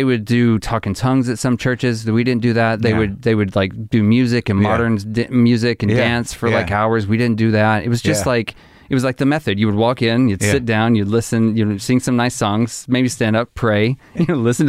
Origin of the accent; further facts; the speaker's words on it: Arkansas, United States; I grew up in Arkansas.